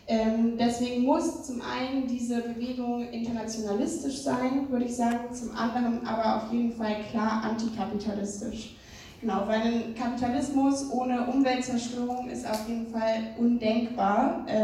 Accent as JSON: {"language": "German", "region": "Saxony", "country": "Germany", "said": "Ich komme aus Sachsen. Ähm, genau, und in Sachsen, äh, wie euch wahrscheinlich auch allen bewusst ist, droht uns eine schwarz-blaue"}